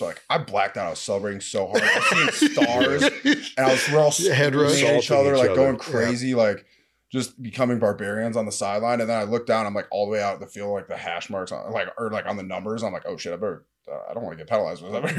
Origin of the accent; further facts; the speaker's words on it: Minnesota, United States; moved away; I'm from Minnesota, so we're playing the Super Bowl in my home state, 20 minutes from where I grew up. All my friends and family are there